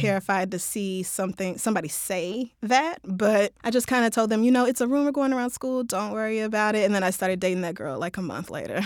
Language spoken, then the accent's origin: English; Tulsa, Oklahoma, United States; moved away; I grew up in Tulsa